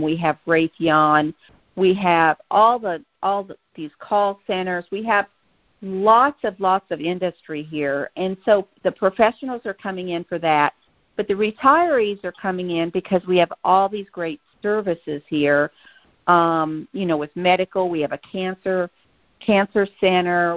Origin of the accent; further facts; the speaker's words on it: Kansas, United States; moved away as an adult; now in Tucson, United States; I'm a native from Kansas